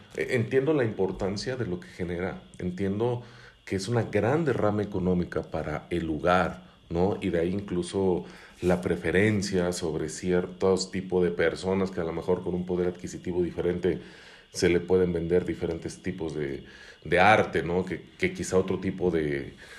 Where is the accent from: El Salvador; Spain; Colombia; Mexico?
Mexico; como mexicanos perdemos la capacidad de asombro